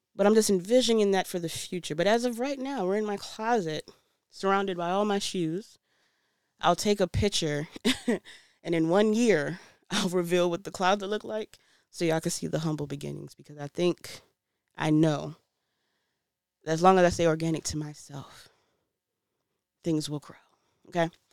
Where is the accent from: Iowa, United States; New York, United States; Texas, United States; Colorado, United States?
New York, United States; New York City; also born or lived in DMV area (Washington, D.C. metropolitan area); now in DMV area, United States; I'm originally from Brooklyn, New York, but I l, live in the D M V area. I, I've been in the D M V area longer than I've lived in New York